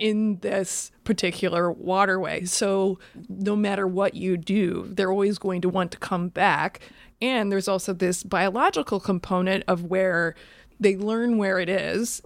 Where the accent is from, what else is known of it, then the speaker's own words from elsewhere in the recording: Iowa, United States; moved away; I'm from Iowa originally